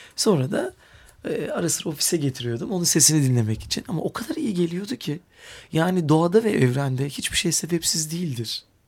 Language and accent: Turkish; Istanbul, Turkey; iyi ki burada doğmuşum, burada büyümüşüm